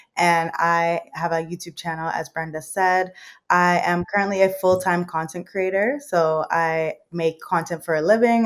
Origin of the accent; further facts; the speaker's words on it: Mississauga, Ontario, Canada; also born or lived in London, England / Thailand; I was was raised here. I was born in England. So I was born in London, England. And then when I was four years old, my parents moved here to Canada and I've been living here ever since